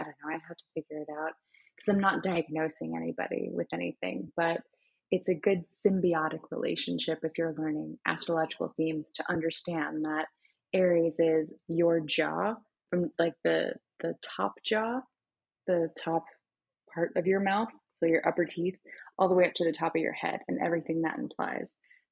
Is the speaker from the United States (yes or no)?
yes; Florida, United States; the area that I grew up in Florida